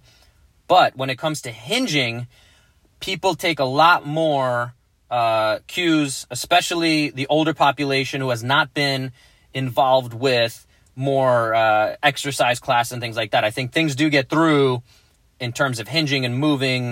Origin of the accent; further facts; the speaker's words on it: New York, United States; moved away; growing up in New York